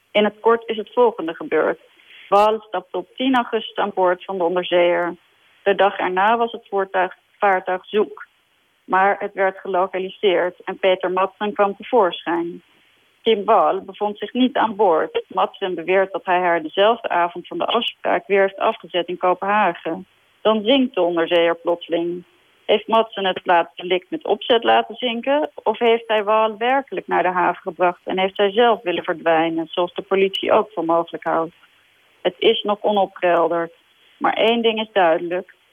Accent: Denmark; born there; also born or lived in Sweden; volgens mij ben ik in Denemarken geboren en heb ik in Zweden gewoond. En vandaar dat ik eh, zo nu en dan ook de Scandinavische kranten check.

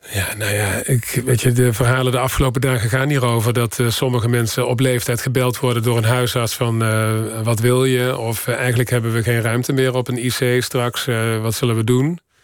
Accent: Horst, Limburg, Netherlands; moved away; also born or lived in Paris; Ik kom uit Horst

